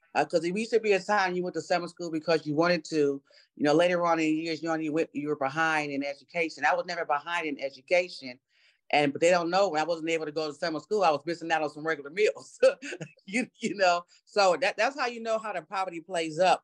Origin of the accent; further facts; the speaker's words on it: New York City, New York, United States; I was born in New York City uh, to a single mom. Uh, we lived three families in one three bedroom apartment